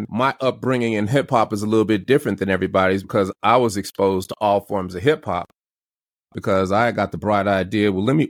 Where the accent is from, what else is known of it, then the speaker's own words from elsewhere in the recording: Denver, Colorado, United States; moved away as an adult; also born or lived in Chicago; now in Atlanta, United States; I was born in Chicago, but we moved to Denver when I was about 5 years old and had an incredible childhood living in Denver, Colorado.